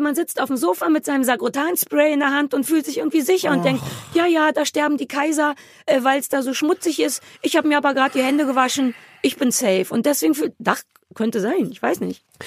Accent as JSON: {"language": "German", "region": "Berlin", "country": "Germany", "said": "für mich als Berliner"}